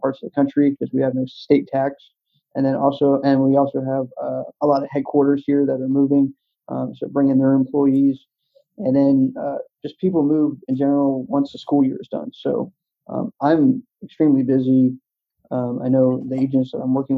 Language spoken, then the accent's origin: English; East Coast, United States; I grew up on the East Coast